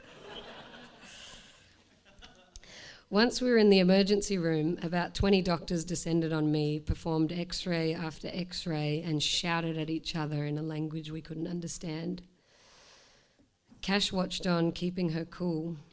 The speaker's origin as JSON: {"language": "English", "country": "Australia", "lives_now": "Melbourne, Australia", "said": "I'm Australian"}